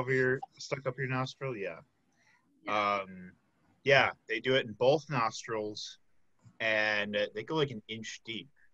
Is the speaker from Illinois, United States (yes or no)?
yes; Chicago, Illinois, United States; moved away as an adult; now in Milwaukee, United States; I'm from the Chicago area, but I came here for college. Been here for 6 years now